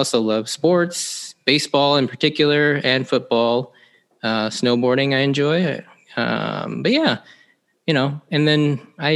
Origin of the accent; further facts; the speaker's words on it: Seattle, Washington, United States; I grew up here in the Seattle area pretty much my entire life.